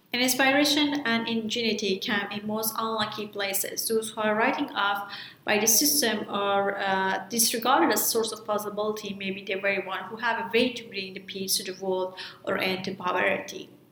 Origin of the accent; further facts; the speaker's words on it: Afghanistan; As a girl growing up in Afghanistan